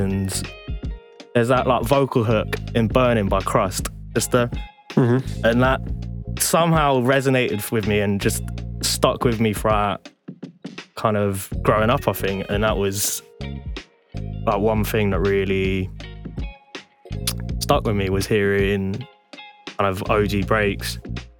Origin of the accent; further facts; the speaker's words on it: village near Cheltenham, South West England, United Kingdom; Literally in the ass end of nowhere. So it's like really beautiful little village in like half hour drive out of Cheltenham